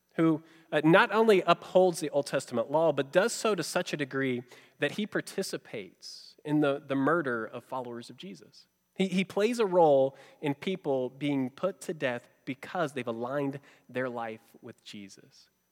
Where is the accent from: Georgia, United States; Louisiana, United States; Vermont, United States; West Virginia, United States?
Georgia, United States; growing up in Georgia where I did